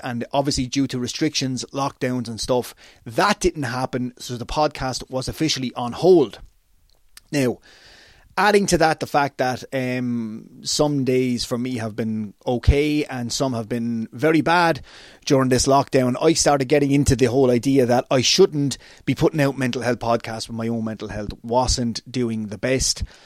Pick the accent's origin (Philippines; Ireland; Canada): Ireland; Waterford, Munster; my hometown of Waterford, Ireland